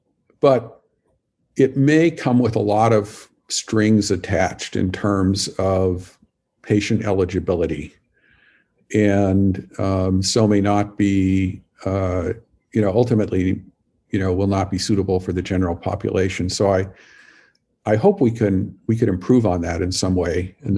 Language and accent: English; Montana, United States; So I grew up in Montana and sort of the tail end of the 60s, I was a little kid basically.